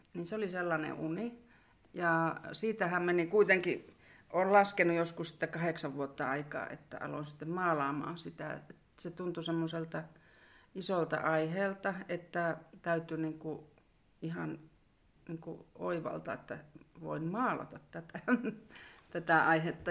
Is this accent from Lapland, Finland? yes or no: yes; Sodankylä, Lapland, Finland; also born or lived in Kittilä; tällä välillä olen sitten välillä asunut muuallakin, mutta sanotaan, että suurimman osan elämästäni olen asunut Askassa